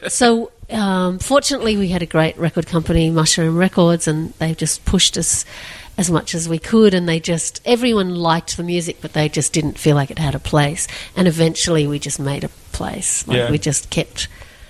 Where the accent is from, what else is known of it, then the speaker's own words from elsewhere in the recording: Sydney, New South Wales, Australia; I grew up in Chatswood on the North Shore of Sydney.